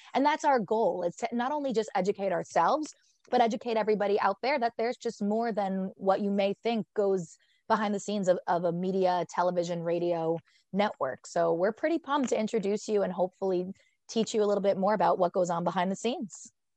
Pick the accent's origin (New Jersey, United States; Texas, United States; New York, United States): New Jersey, United States; Fairfield; I am from Fairfield, New Jersey. I went to West Essex High School